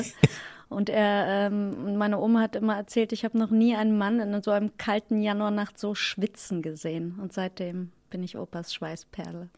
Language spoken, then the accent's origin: German; Potsdam, Brandenburg, Germany; also born or lived in Zehdenick; now in Berlin, Germany; Zedenik geboren, Potsdam aufgewachsen und dann in den Osten von Berlin gezogen